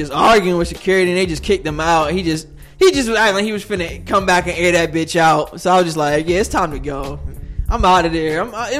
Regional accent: New Jersey, United States; moved away; I'm from Jersey.

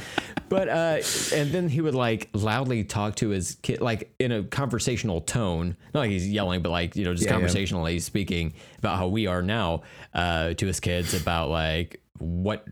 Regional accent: United States; I'm American

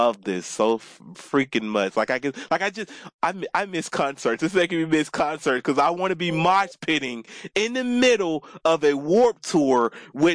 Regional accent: the South, United States; moved away; I'm from the South

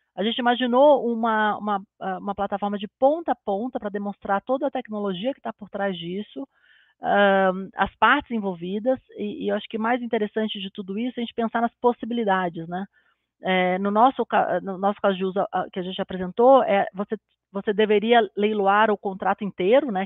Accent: Brazil; a gente como brasileiro

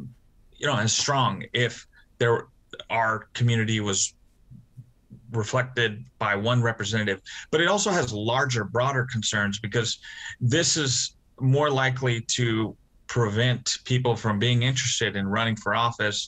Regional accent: Nampa, Idaho, United States; my hometown of Nampa

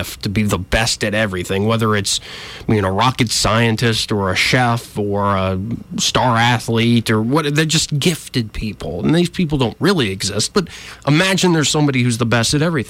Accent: Alabama, United States; I grew up in Alabama, so I was taught gun safety

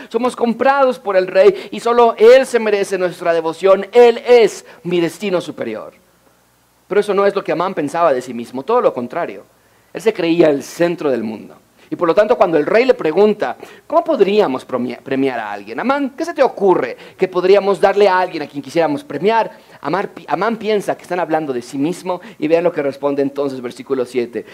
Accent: Mexico City, Mexico; Yo nací en la Ciudad de México, Rebeca, mi esposa, nació en Connecticut, los Estados Unidos. Yo estudié toda mi vida en escuelas públicas en la Ciudad de México

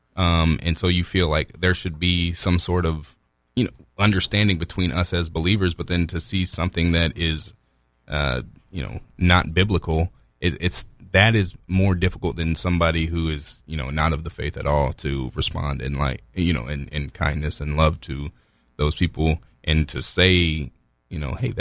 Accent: Indiana, United States; I'm from Indiana

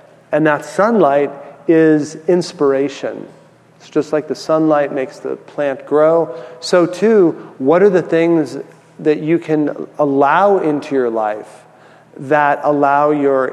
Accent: San Francisco, California, United States; also born or lived in San Diego; I grew up in San Francisco, so I went to college in San Diego

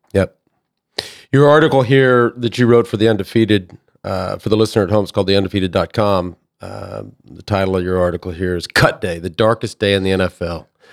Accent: Dallas, Texas, United States; ending up in Dallas, where I grew up

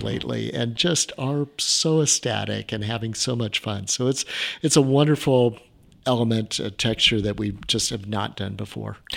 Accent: Orange County, California, United States; I grew up in Orange County, back when we had orange groves

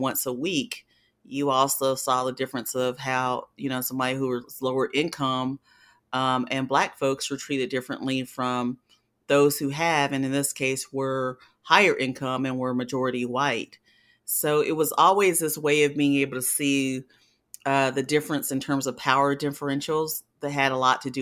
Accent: Spartanburg, South Carolina, United States; I am born and raised in Spartanburg, South Carolina

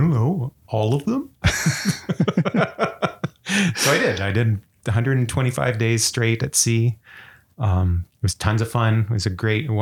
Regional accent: Gatineau, Quebec, Canada; moved away as an adult; also born or lived in Atlanta, United States; now in Vancouver, Canada; my hometown of Gatineau, Quebec

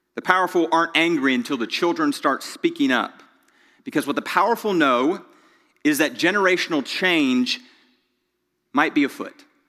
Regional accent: Greenville, United States; also born or lived in Charlotte, North Carolina; I was born in Charlotte, grew up in Greenville

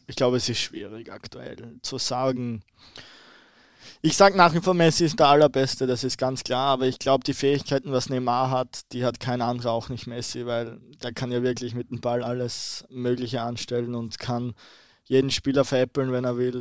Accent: Austria; now in Bremen, Germany; Als Ösi

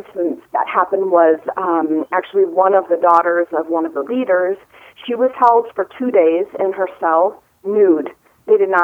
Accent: Wisconsin, United States; studying as a young teenager with Native people in my home state of Wisconsin

